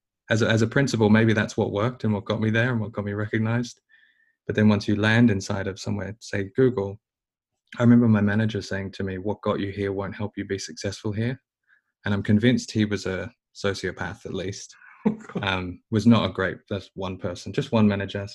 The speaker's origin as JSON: {"language": "English", "country": "Australia", "said": "being more Australian than anything else"}